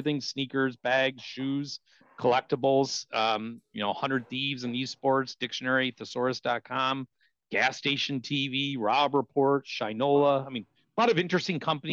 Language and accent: English; Detroit, Michigan, United States; I'm born and raised a Detroit guy